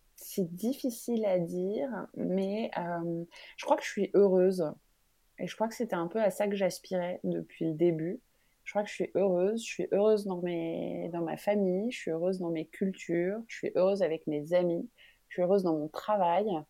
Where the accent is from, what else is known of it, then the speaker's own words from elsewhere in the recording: France; also born or lived in Benin; En tant que Française